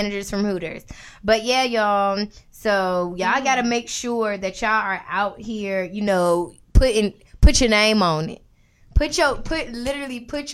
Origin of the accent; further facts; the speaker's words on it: Norfolk, Virginia, United States; I'm from Norfolk. I'm from Uptown, alright? YP, Mitch College, Broad Creek, all of the thing.